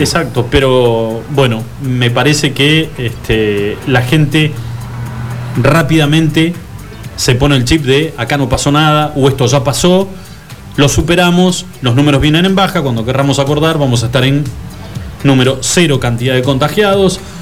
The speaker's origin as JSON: {"language": "Spanish", "country": "Argentina", "said": "nos avergüenzan a todos como argentinos"}